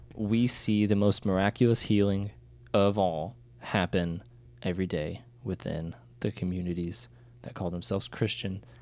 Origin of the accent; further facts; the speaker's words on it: United States; being an American who did not speak Ukrainian